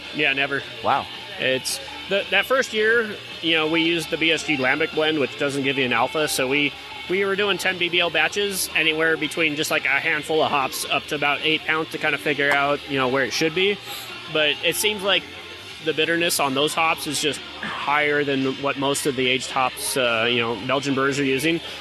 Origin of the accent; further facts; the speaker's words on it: Mesa, Arizona, United States; also born or lived in Phoenix, Arizona; now in Rancho Cucamonga, United States; I was born in Phoenix, raised in Mesa